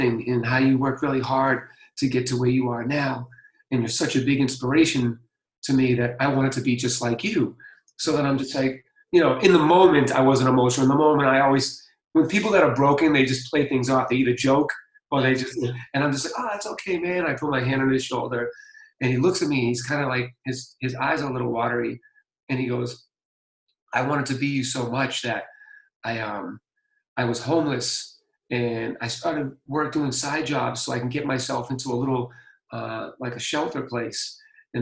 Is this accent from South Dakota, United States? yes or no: no; Boston, Massachusetts, United States; I'm from Boston